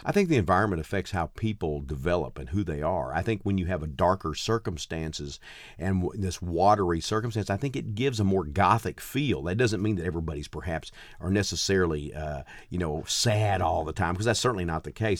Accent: Gladewater, Texas, United States; also born or lived in Mount Enterprise, Texas / Nacogdoches, Texas; I grew up in a place called Gladewater, which is, uh, uh, even smaller is about four thousand, uh, people

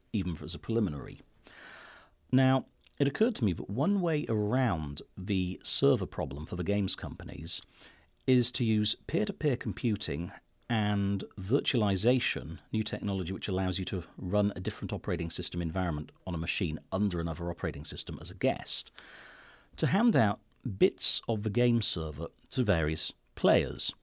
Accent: United Kingdom; I'm British

